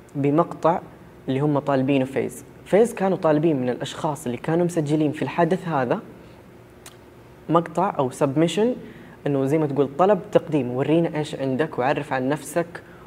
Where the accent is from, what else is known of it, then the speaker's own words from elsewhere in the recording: Saudi Arabia; انا شخص سعودي والدوري السعودي عندنا هنا